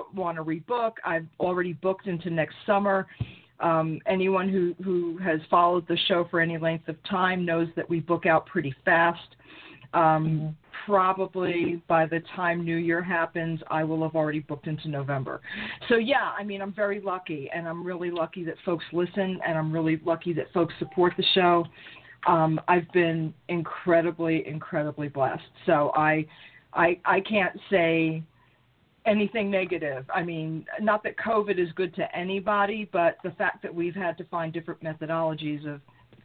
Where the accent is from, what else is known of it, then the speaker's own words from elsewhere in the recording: New York City, New York, United States; also born or lived in Brooklyn / Long Island; I was born in Brooklyn. I was raised in Queens.